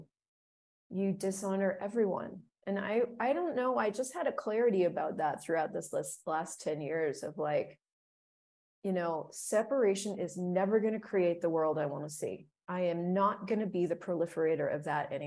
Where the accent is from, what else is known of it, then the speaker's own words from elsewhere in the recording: United States; growing up in the United States, I remember being very patriotic